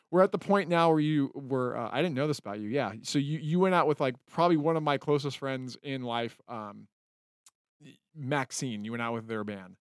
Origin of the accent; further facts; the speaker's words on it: Utah, United States; moved away as an adult; also born or lived in California; now in Los Angeles, United States; I grew up in Utah as, like, a, um, I mean, I, I was born in California